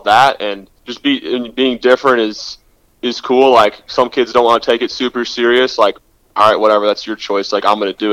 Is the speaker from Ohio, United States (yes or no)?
no; Houston, Texas, United States; I grew up in Houston